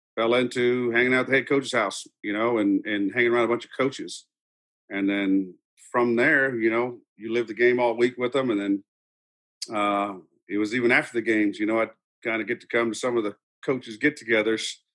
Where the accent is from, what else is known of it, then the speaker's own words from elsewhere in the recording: Dripping Springs, Texas, United States; I was born and raised in Dripping Springs, Texas, right outside Austin